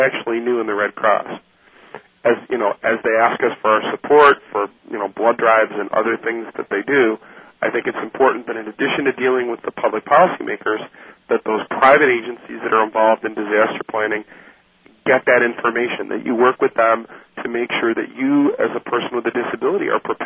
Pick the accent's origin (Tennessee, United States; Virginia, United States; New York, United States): New York, United States; I come from New York